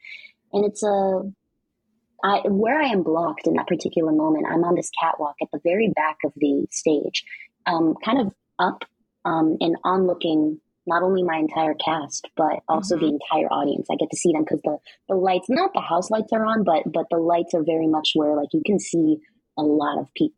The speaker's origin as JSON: {"language": "English", "country": "Philippines", "said": "as a Filipino person, my own knowledge of even Imelda Marcos and Ferdinand Marcos was limited."}